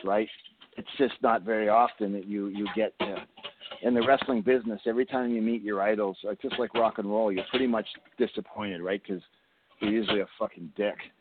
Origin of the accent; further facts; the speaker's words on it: Canada; I'm from Canada